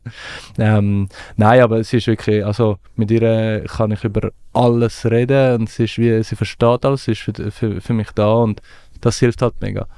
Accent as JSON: {"language": "German", "country": "Switzerland", "tie": "born or raised there", "also_born_or_lived": "Afghanistan", "said": "Ich bin irgendwie mit neun in die Schweiz gekommen"}